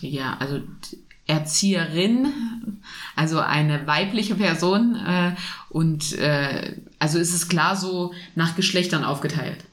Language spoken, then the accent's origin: German; Germany; hier bei uns in Deutschland